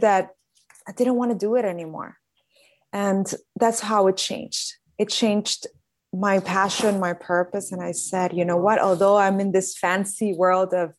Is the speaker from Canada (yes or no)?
no; Caracas, Capital District, Venezuela; moved away as an adult; now in Miami, United States; I was born in Caracas, Venezuela, and I've been here in Miami for 11 years